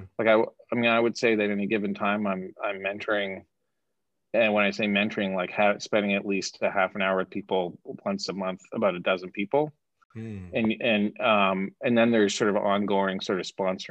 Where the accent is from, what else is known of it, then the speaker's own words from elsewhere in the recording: Canada; moved away; I'm Canadian